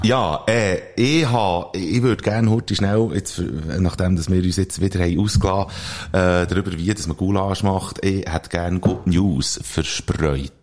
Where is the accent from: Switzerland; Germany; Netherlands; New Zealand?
Switzerland; bei uns in der Schweiz